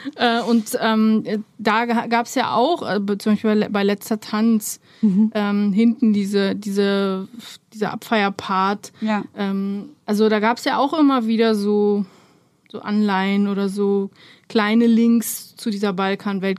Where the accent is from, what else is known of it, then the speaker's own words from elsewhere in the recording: Berlin, Germany; German is a second language; also born or lived in Romania; ich bin ja mit acht Jahren aus Rumänien hergekommen und ähm, bin aber in Lichterfelde Ost aufgewachsen